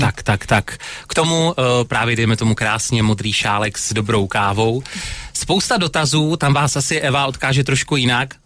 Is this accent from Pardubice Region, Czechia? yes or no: no; Opava, Moravian-Silesian Region, Czechia; u nás v Opavě